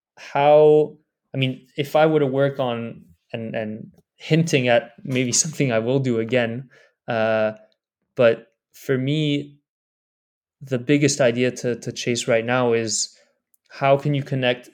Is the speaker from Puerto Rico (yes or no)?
no; Pakistan; now in United States; I'm a Pakistani guy working in Silicon Valley, and in the same afternoon I can invest in three Pakistani startups seed round